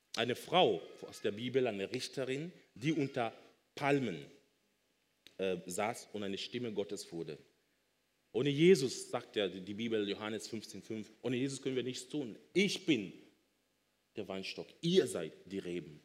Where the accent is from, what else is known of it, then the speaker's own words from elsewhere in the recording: Kenya; now in Germany; Ich komme ursprünglich aus Kenia, bin aber schon so lange in Deutschland